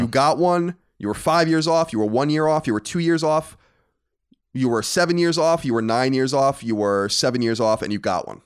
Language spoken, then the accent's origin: English; Long Island, New York, United States; we grew up in New York